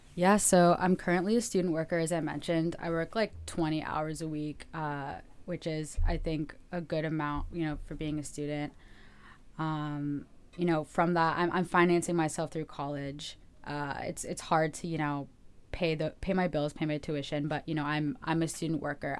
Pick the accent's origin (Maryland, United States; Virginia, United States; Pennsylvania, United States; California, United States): California, United States; Los Angeles; I'm from Los Angeles, actually. Uh, I grew up here